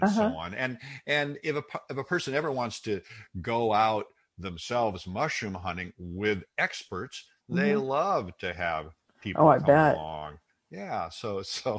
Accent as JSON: {"language": "English", "town": "Seattle", "region": "Washington", "country": "United States", "tie": "born or raised there", "said": "I grew up in Seattle"}